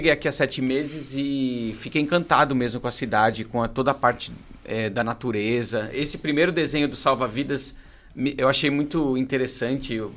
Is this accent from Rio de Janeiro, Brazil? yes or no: no; São Paulo, Brazil; now in Torres, Brazil; eu vim de São Paulo, estou aqui há sete meses em Torres